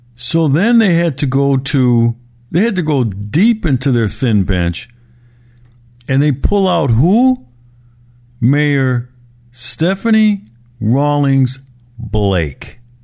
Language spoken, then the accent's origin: English; Milwaukee, Wisconsin, United States; my hometown, Milwaukee